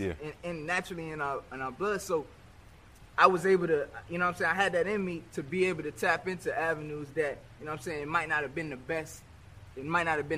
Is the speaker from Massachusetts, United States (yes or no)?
no; Virginia Beach, Virginia, United States; moved away as an adult; also born or lived in Norfolk, Virginia / Maryland / Hampton, Virginia; now in Miami, United States; growing up in Virginia, it's definitely something that's going to stick with me for my life